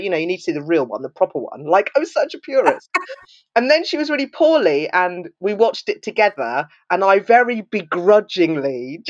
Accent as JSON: {"language": "English", "region": "Wales", "country": "United Kingdom", "tie": "born there", "said": "So the kind of social services, I was always under Cardiff Social Services because I was born in Wales."}